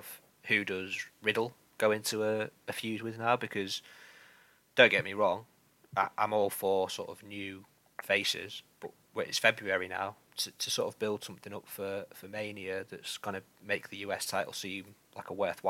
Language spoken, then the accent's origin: English; United Kingdom; as a British viewer